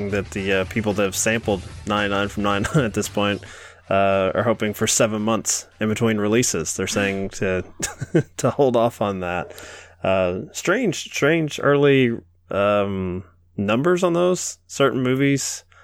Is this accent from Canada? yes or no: no; England, United Kingdom; We're uh we're from England. England. That's probably why we seem so weird to you.